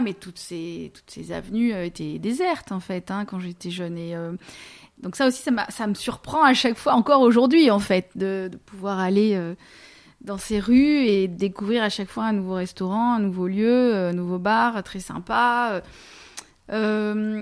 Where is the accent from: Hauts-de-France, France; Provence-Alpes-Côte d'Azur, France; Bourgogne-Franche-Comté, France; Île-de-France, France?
Provence-Alpes-Côte d'Azur, France; Marseille; moved away as an adult; also born or lived in Lille; now in London, United Kingdom; je suis née à Marseille dans les années 70, donc j'ai grandi à Marseille dans les années 80-90 euh, jusqu'à mes 20 ans à peu près.